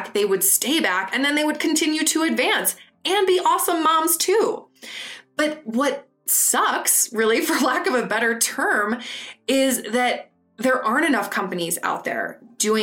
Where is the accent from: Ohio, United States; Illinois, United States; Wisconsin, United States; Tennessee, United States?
Wisconsin, United States; Madison; moved away as an adult; also born or lived in London; now in New York, United States; I grew up in Madison, Wisconsin, which is a great city